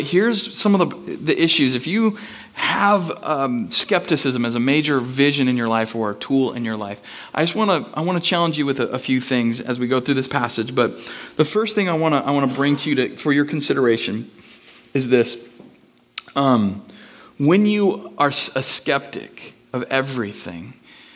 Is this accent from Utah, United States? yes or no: no; Bellingham, Washington, United States; moved away; I'm from Bellingham